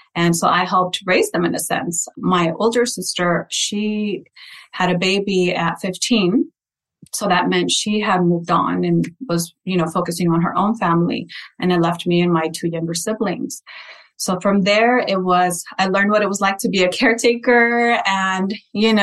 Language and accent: English; Santa Paula, California, United States; first language Spanish; English is a second language; I was born and raised in Santa Paula, California.